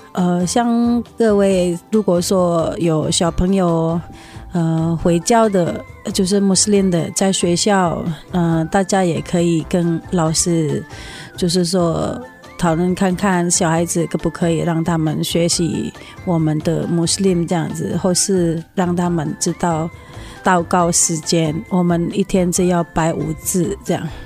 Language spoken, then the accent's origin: Chinese; Indonesia; now in Taiwan; 我来自印尼啊。我们家是全家都是穆斯林的信仰。我们在台湾，